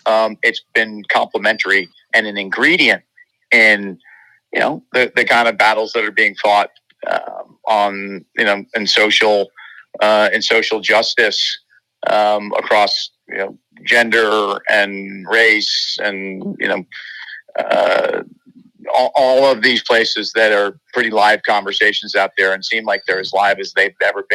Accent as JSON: {"language": "English", "region": "New York", "country": "United States", "said": "I'm a New Yorker, and, you know, I live amongst diversity and embrace it."}